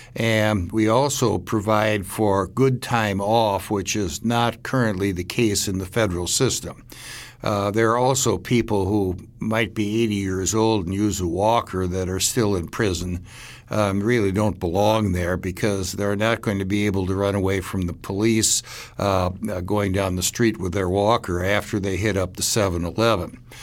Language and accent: English; Milwaukee, Wisconsin, United States; my hometown in Milwaukee